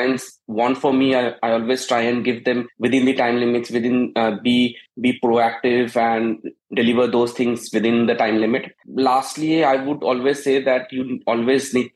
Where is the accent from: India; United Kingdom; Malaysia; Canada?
India; Siliguri, West Bengal; moved away as an adult; also born or lived in Chandigarh; now in Gurgaon, India; I'm born and brought up in Siliguri, West Bengal